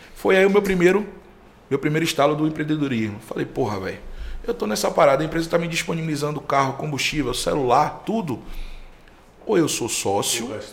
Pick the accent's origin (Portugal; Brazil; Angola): Brazil; Salvador, Bahia; eu sou cria de Cajazeiras, né? Um bairro